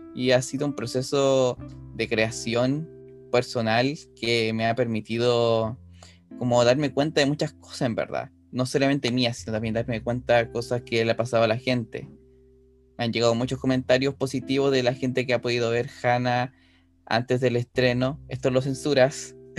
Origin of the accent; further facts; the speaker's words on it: Rancagua, O'Higgins, Chile; soy oriundo de Rancagua